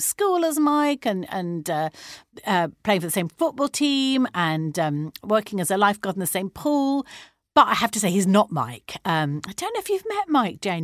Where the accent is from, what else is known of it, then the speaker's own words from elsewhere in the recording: Brighton, South East England, United Kingdom; I'm from Brighton